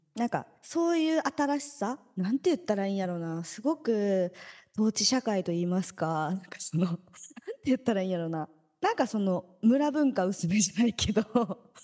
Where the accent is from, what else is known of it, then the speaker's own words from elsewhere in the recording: Kansai, Japan; now in Tokyo, Japan; 私関西に生まれてよかった